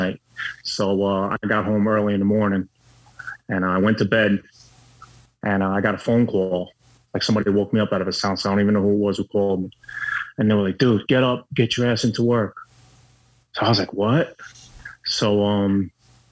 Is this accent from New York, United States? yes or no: yes; New York, United States; I was born and bred in New York